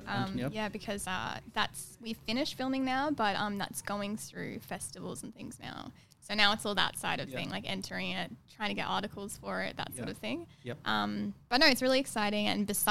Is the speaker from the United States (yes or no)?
no; Brisbane, Queensland, Australia; moved away as an adult; also born or lived in London; So they came here when I was two. And then I grew up in Brisbane for most of my life.